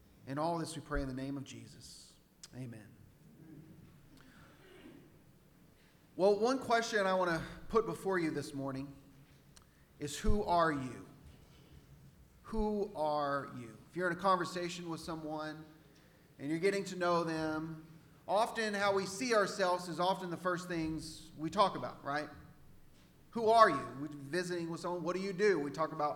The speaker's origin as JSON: {"language": "English", "region": "Central Texas", "country": "United States", "tie": "born or raised there", "also_born_or_lived": "Oregon", "accent": "Texan", "moved": "as an adult", "said": "I'm from Texas, Central Texas."}